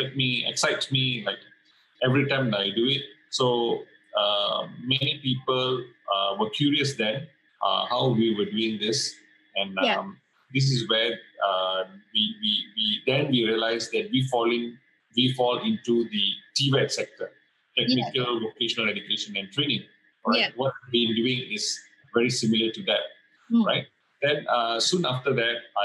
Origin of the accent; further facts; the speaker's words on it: Malaysia; being a Malaysian